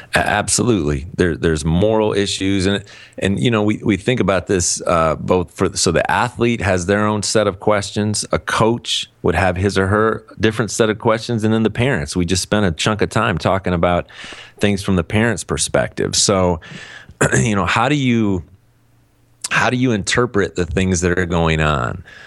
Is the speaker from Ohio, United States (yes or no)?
yes; Cleveland, Ohio, United States; moved away; I'm from Cleveland originally